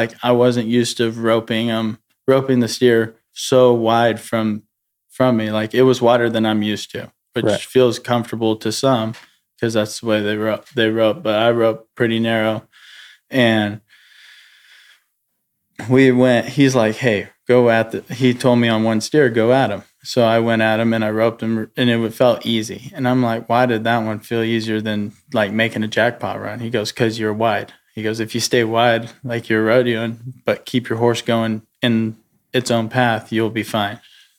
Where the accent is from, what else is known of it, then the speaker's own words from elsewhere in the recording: Cody, Wyoming, United States; I grew up around Cody, high school rodeo, and junior rodeo and stuff.